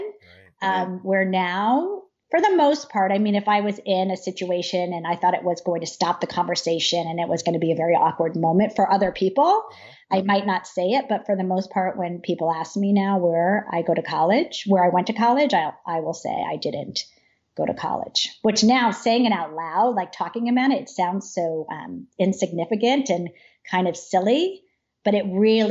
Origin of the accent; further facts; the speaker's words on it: Trumbull, Connecticut, United States; I grew up in Trumbull